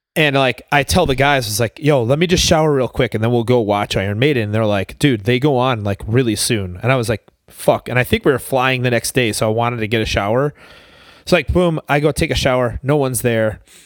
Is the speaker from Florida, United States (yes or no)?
no; Buffalo, New York, United States; I was from Buffalo